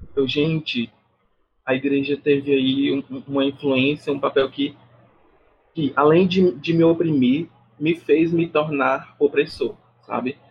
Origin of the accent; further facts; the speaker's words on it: Brazil; eu sou brasileiro